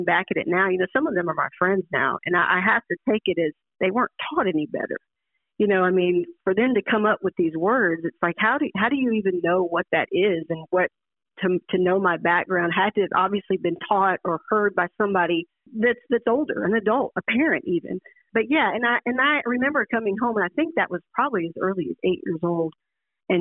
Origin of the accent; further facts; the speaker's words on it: Oxford, Mississippi, United States; Born and raised, starting up in Oxford, I learned to walk in the Grove. I mean, Ole Miss is home